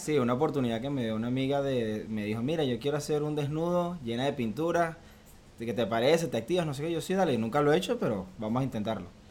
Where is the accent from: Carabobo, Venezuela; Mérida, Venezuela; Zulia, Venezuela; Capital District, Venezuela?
Carabobo, Venezuela; Valencia; moved away as an adult; now in Miami, United States; vengo de Venezuela, de Valencia, Venezuela. Ya resido aquí en Miami desde hace tres años y un poquito más.